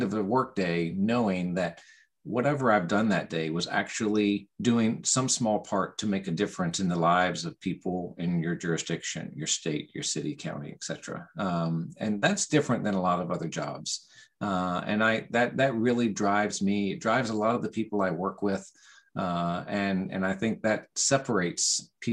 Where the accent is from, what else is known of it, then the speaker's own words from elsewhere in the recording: Virginia, United States; moved away as an adult; also born or lived in Alabama; I was from Virginia to begin